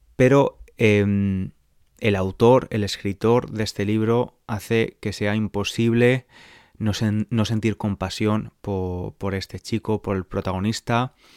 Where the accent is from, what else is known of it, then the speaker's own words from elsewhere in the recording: San Francisco, California, United States; Spanish is a second language; soy de San Francisco, California